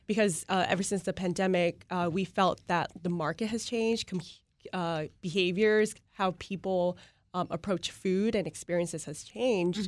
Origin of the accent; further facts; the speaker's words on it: Vietnam; moved away; growing up in Vietnam